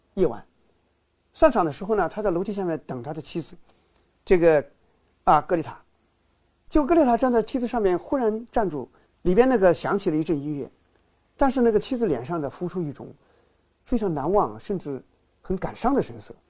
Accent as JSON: {"language": "Chinese", "country": "China", "said": "我们中国人"}